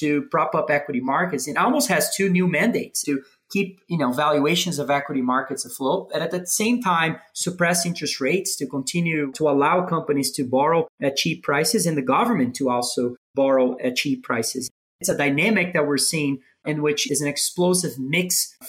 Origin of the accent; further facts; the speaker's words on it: Brazil; moved away as an adult; now in Denver, United States; I was born and raised in Brazil. I moved to the U.S. maybe 10 years or so ago to play tennis in college